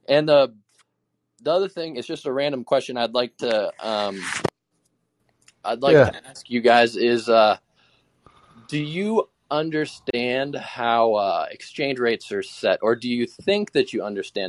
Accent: Alaska, United States; also born or lived in Idaho; especially where I'm from Alaska and Idaho. And so in Alaska, most people are independent

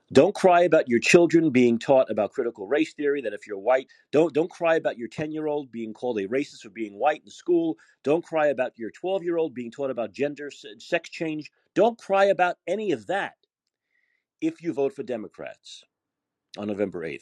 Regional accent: New York City, New York, United States; now in San Francisco, United States; I'm a New Yorker

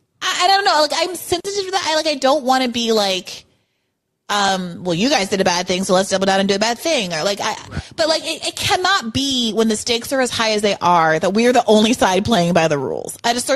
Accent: New York, United States; I'm from New York. New York's the one that's got the best politicians.

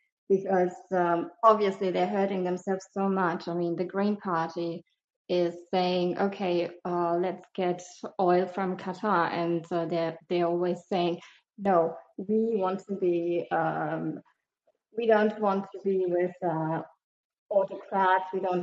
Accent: Germany; also born or lived in Morocco; now in France; Hi. I'm from Germany and also from Morocco, living in France.

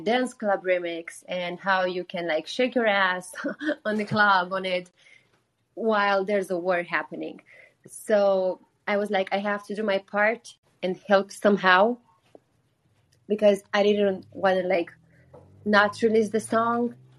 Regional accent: Botoșani, Botoșani County, Romania; moved away as an adult; now in Los Angeles, United States; Romania, which is my home country my hometown city is actually a couple miles from the Ukrainian border

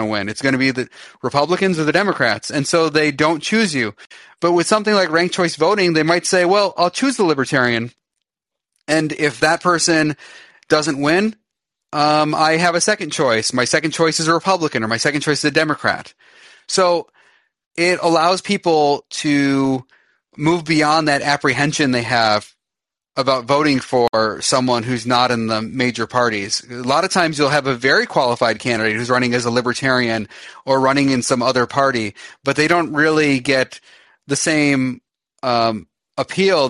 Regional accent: Michigan, United States; I'm from Michigan

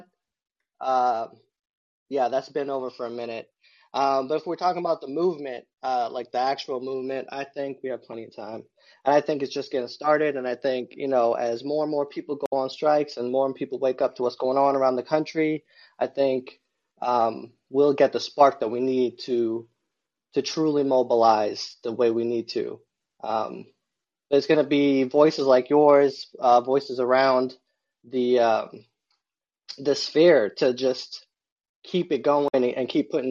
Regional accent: Massachusetts, United States; moved away; I grew up in Mass.

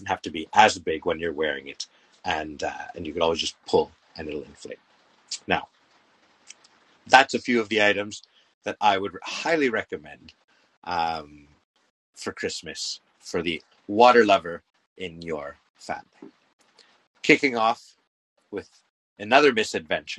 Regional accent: Canada; I'm Canadian

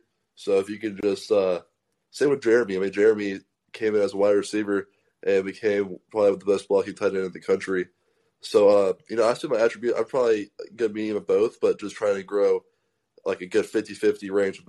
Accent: Kennesaw, Georgia, United States; moved away as an adult; now in Columbus, United States; I'm from Atlanta, Georgia. So I'm from Kennesaw/Ackworth, so the same town as Justin Fields.

